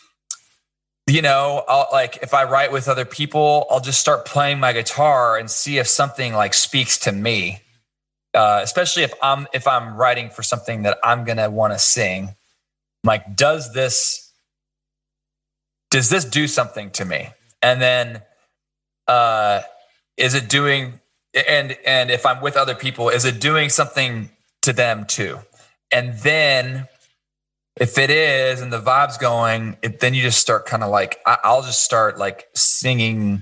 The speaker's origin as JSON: {"language": "English", "town": "Kansas City", "region": "Missouri", "country": "United States", "tie": "born or raised there", "said": "I grew up in Kansas City"}